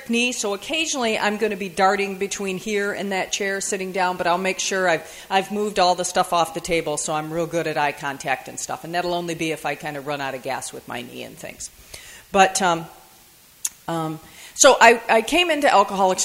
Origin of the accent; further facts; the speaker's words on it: Michigan, United States; I'm from Michigan. And yeah, I know, good Midwestern girl